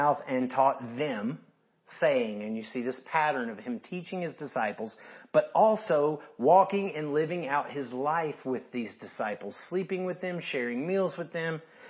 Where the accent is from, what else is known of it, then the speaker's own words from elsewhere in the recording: the South, United States; now in Arizona, United States; because we're Southerners as well.